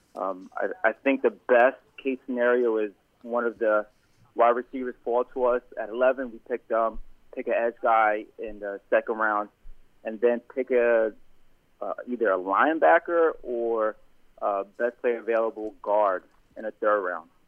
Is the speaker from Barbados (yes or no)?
yes; Barbados; actually from Barbados